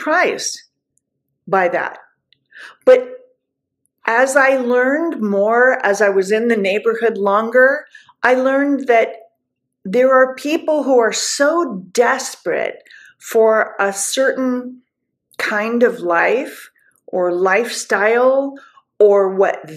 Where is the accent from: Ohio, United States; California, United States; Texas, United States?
California, United States; Southern; moved away; I'm from Southern California. I would hear it. I would see it my whole entire life